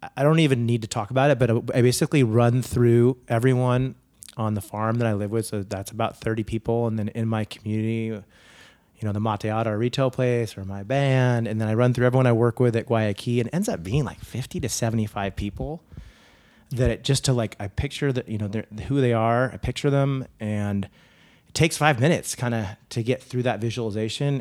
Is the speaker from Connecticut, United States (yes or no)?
no; Saratoga, California, United States; also born or lived in Silicon Valley / France / Germany / Spain; I grew up in Saratoga